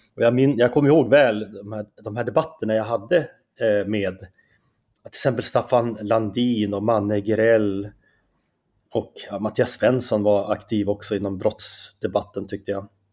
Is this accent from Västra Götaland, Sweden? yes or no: no; Skellefteå, Västerbotten County, Sweden; accent: Norrland; moved away as an adult; also born or lived in Umeå; now in Stockholm, Sweden; jag är ju från Norrland, det kanske man hör på min dialekt direkt.